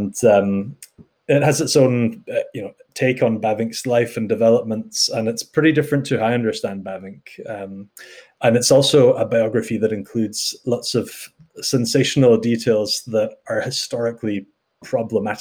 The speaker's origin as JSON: {"language": "English", "region": "the Highlands of Scotland", "country": "United Kingdom", "tie": "born or raised there", "also_born_or_lived": "Netherlands", "moved": "as an adult", "lives_now": "Edinburgh, United Kingdom", "said": "I grew up in the Highlands of Scotland"}